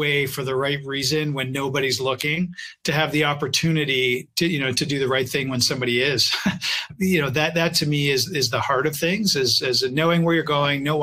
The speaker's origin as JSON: {"language": "English", "country": "Canada", "said": "I'm a Canadian."}